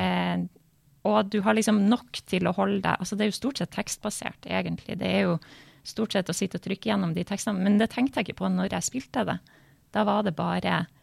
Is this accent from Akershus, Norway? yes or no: no; Bodø, Nordland, Norway; som sto på stua hjemme i Bodø